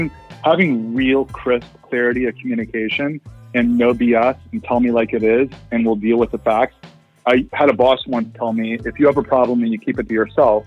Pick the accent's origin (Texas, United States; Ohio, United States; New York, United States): Ohio, United States; I grew up in Ohio